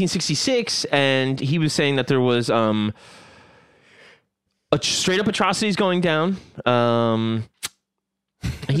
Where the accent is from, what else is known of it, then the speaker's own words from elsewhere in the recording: Long Island, New York, United States; I say Pakistan because I'm from Long Island.